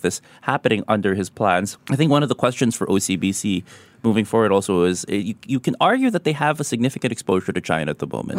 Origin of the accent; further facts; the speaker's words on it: Philippines; moved away; in my home country, the Philippines